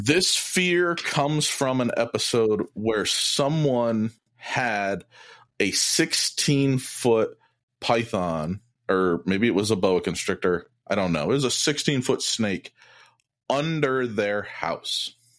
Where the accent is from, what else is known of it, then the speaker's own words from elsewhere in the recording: Iowa City, Iowa, United States; I grew up in Iowa, near the University of Iowa